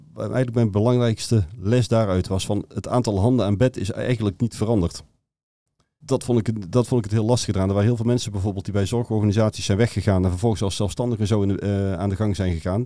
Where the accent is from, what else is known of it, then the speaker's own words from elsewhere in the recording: North Brabant, Netherlands; accent: Brabantian; ik kom uit Brabant, wat je waarschijnlijk door de tong wel al gehoord had